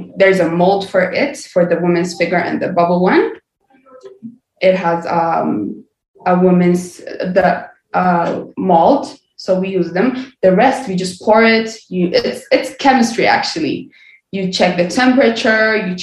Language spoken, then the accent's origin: English; Addis Ababa, Ethiopia; born and raised in Ethiopia, Addis Ababa